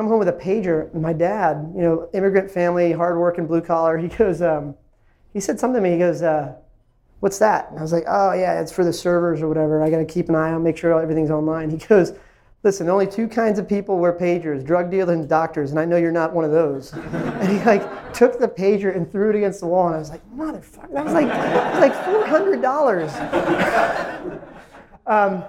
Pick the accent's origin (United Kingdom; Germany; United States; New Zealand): United States; Ashburn, Virginia; also born or lived in India; I was an immigrant from India. I moved to a small town called Ashburn, Virginia, when I was little town of 8,000 people when I moved there